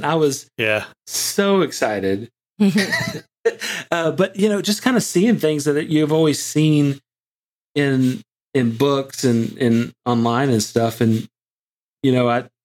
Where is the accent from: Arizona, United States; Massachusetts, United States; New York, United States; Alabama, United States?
Alabama, United States; I'm from Alabama